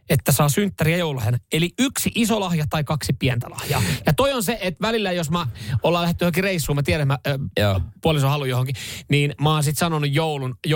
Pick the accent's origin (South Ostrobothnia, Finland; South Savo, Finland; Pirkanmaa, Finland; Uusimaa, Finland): Uusimaa, Finland; Vantaa; Kato Länsi-Vantaa, Martin Laakso, mistä mä oon kotoisin.